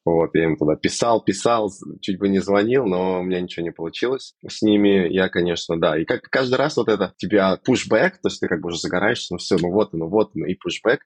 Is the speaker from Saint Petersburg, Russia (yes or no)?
no; Moscow, Russia; moved away as an adult; now in Vancouver, Canada; я сам из Москвы и всегда жил в Москве